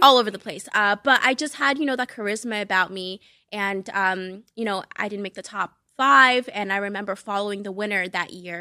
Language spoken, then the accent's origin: English; Boston, Massachusetts, United States; English is a second language; moved away as an adult; also born or lived in Cape Verde / New York; I was born in Cape Verde. Uh, it's ten islands off the west coast of Africa, so shout out to my West Africans. Um, and I moved to the U S when I was seven and then grew up in Boston